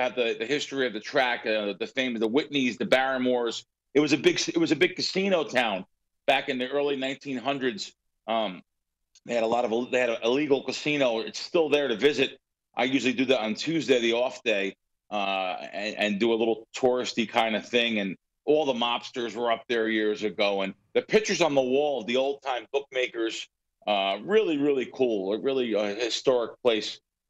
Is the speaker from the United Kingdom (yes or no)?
no; New York City, New York, United States; moved away; the old buildings in New York City, the Bronx, where I'm originally from.